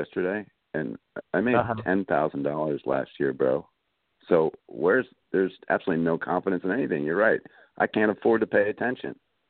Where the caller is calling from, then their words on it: North Carolina, United States; I'm calling from North Carolina.